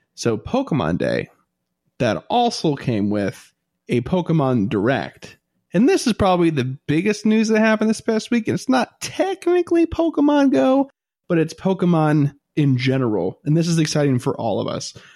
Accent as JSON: {"language": "English", "country": "United States", "said": "I'm American"}